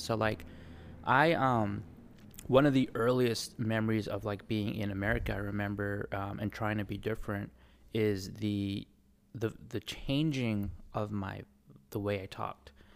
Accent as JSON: {"language": "English", "area": "Bay Area", "region": "California", "country": "United States", "tie": "born or raised there", "also_born_or_lived": "New Zealand", "accent": "New Zealand", "said": "I grew up in the Bay Area, um, very diverse, I'm lucky to have grown up there"}